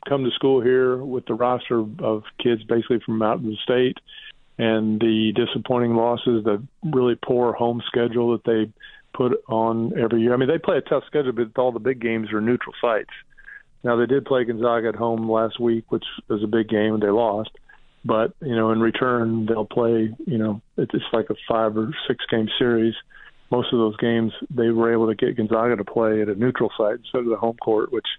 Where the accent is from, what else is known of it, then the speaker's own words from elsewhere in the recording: Indiana, United States; I'm from Indiana